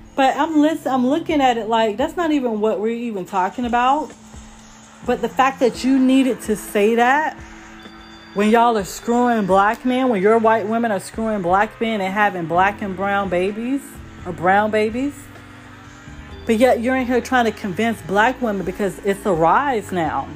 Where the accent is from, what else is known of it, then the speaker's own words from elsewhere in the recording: United States; we're American